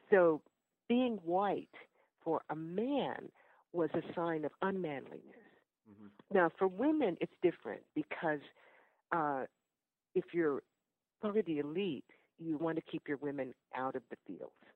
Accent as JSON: {"language": "English", "town": "Oakland", "region": "California", "country": "United States", "tie": "born or raised there", "also_born_or_lived": "Ghana", "moved": "as an adult", "lives_now": "Newark, United States", "said": "I am from Oakland, California"}